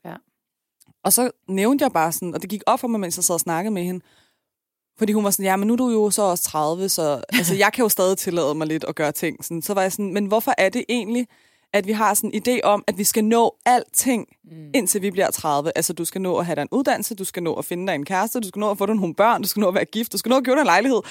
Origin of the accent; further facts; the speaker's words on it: Iran; now in Denmark; jeg er fra Iran.